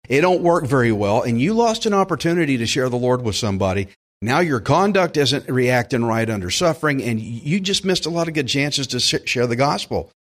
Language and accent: English; Texas, United States; I'm from Texas